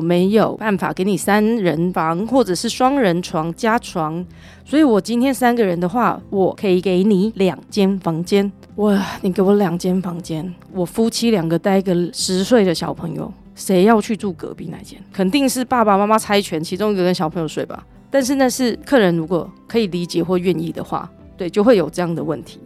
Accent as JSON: {"language": "Chinese", "country": "Taiwan", "said": "我们台湾人"}